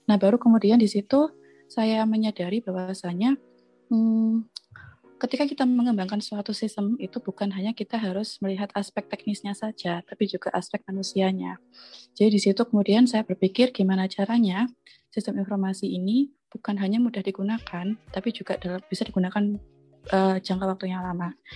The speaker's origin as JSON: {"language": "Indonesian", "town": "Lumajang", "region": "East Java", "country": "Indonesia", "tie": "born or raised there", "said": "Jadi saya kan lahir dan besar di Lumajang"}